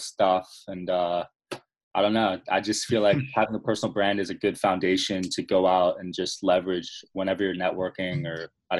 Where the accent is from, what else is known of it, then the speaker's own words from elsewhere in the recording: New Jersey, United States; I'm 22 years old. I'm from New Jersey.